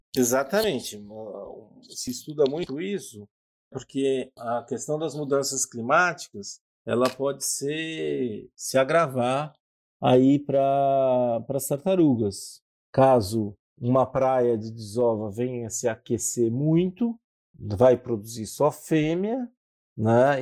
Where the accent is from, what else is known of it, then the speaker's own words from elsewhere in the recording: São Paulo, Brazil; E eu sou de São Paulo, minha família tinha uma casa em Ubatuba